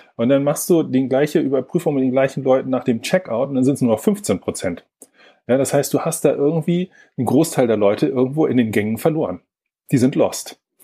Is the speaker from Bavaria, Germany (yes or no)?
no; Lübeck, Schleswig-Holstein, Germany; moved away; also born or lived in Braunschweig; ursprünglich komme ich aus Lübeck